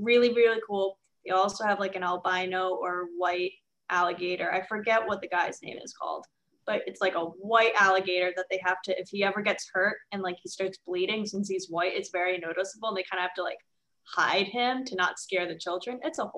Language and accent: English; New York City, New York, United States; my hometown, my first zoo ever, as the Bronx Zoo.